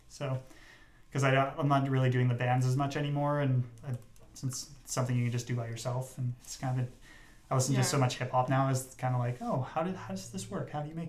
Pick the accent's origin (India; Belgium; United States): Belgium; Brussels, Brussels-Capital Region; Whenever I tell people, they ask, oh, you know, where are you from? And I'm like, oh yeah, I grew up in Bruxelles.